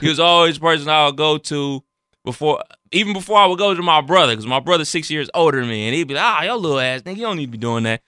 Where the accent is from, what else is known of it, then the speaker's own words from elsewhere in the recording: Cleveland, Ohio, United States; I'm from Cleveland, that's where the Rock Hall is